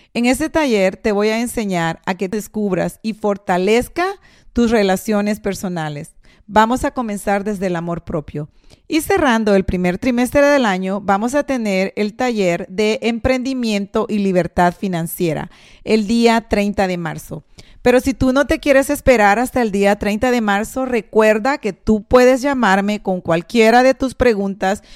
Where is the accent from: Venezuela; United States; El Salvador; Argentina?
El Salvador; moved away; muchos de nosotros, si no es que la mayoría de personas que emigramos del Salvador, porque yo soy de Salvador